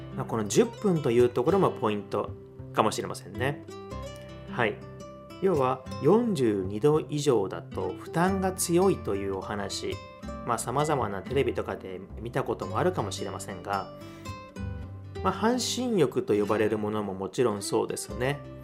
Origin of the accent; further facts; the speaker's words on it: Osaka, Japan; 出身は私、あの、大阪なんですけれども